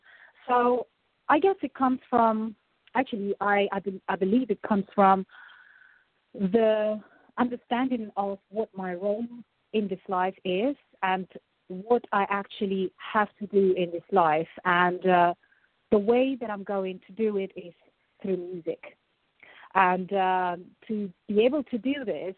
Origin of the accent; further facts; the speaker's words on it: Russia; moved away; I was growing up in Russia at school